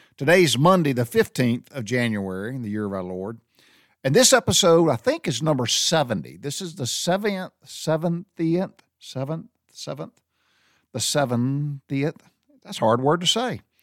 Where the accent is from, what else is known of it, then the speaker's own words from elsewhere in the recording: the South, United States; growing up in the South